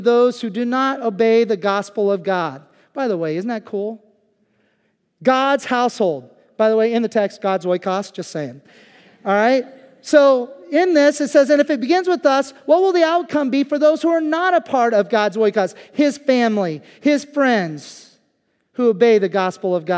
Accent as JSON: {"language": "English", "region": "Kansas", "country": "United States", "tie": "born or raised there", "moved": "as an adult", "lives_now": "Lancaster County, United States", "said": "I lived most of my younger years, I mean, up through age 18, living in Kansas"}